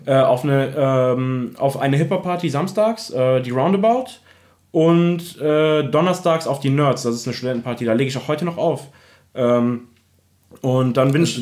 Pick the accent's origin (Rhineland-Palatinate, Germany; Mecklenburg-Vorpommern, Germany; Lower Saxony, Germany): Rhineland-Palatinate, Germany; Remagen; also born or lived in Bad Breisig; ich komme ursprünglich aus Remagen, äh, das ist in der Nähe